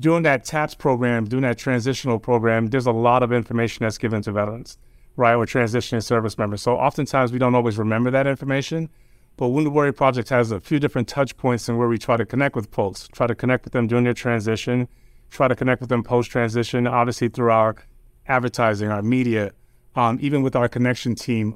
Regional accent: New York, United States; also born or lived in New Jersey; my family's originally from Jamaica. Um, I grew up in New York

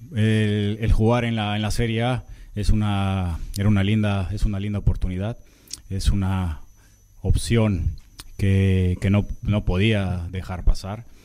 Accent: Mexico; moved away as an adult; Soy el primer portero en la historia de México que juega, que, juega en Europa

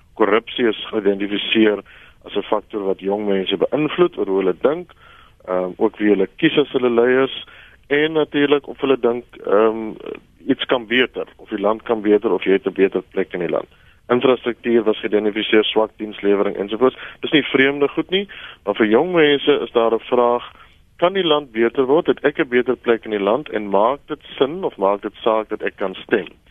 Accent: South Africa

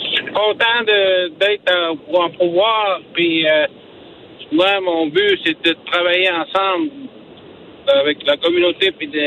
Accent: Natashquan, Quebec, Canada; J'étais chef de ma communauté. J'étais conseiller chez nous en Attachepone.

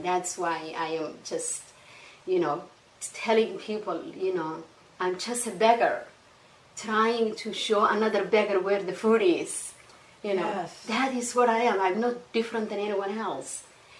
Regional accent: Somalia; accent: Somali; And then I go back to Somalia, you know, visit and say, oh, you have a different accent. So it was like, okay, I have a Somali accent and I have an English accent

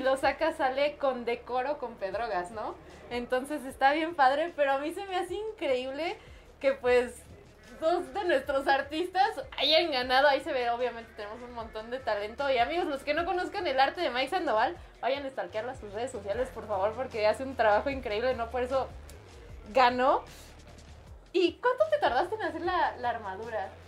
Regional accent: Mexico; tenemos mucho como mexicanos

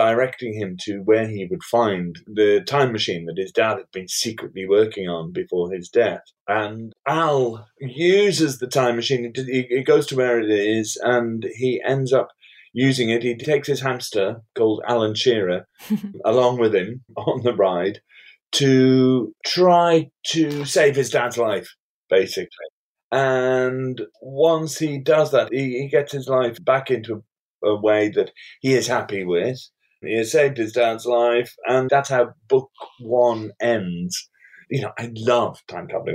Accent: Cullercoats, North East England, United Kingdom; Colourcoats, which is where I grew up

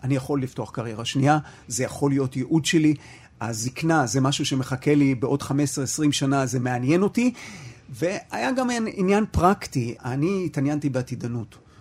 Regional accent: Haifa, Haifa District, Israel; אני חיפאי במקור

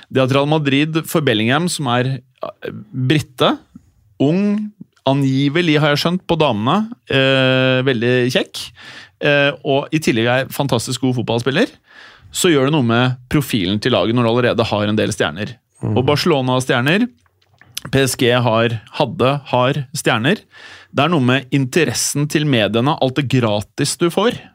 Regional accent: Norway; Kanskje en eller annen idiot sier Ødegaard, men liksom, fordi jeg er fra Norge.

